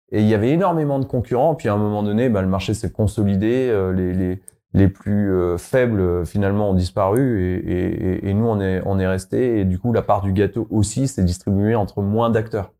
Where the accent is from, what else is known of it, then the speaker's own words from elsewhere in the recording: Savoy, Auvergne-Rhône-Alpes, France; je suis savoyard. D'ailleurs, on en a pas parlé, mais je suis savoyard.